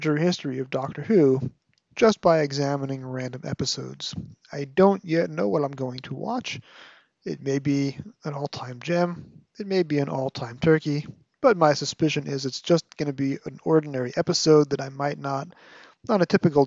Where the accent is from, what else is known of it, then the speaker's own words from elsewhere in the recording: New York, United States; my PBS station growing up in New York